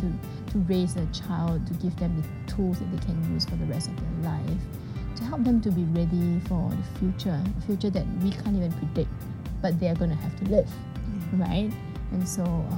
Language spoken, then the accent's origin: English; Singapore; I'm from Singapore